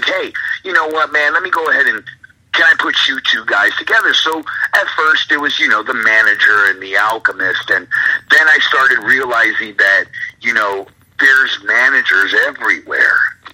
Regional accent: Tampa, Florida, United States; being a fan here in Tampa and growing up in Tampa, to have WrestleMania this year coming into my hometown

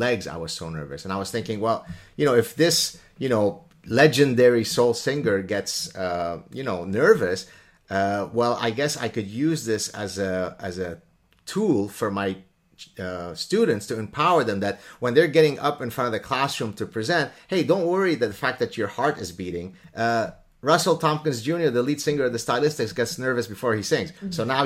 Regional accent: Lebanon; English is a second language; moved away; I didn't speak English back in Lebanon when I was growing up in Lebanon.

